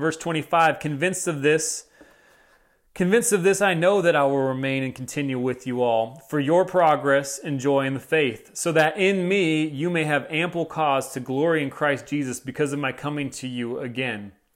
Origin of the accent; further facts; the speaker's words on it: United States; as American citizens